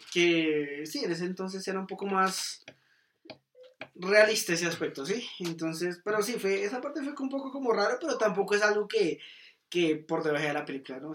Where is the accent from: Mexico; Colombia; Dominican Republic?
Colombia; como directores colombianos